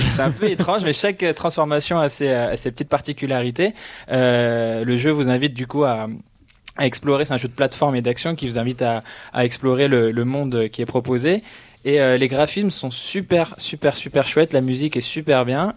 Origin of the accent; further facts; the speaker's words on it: Belgium; en tant que belge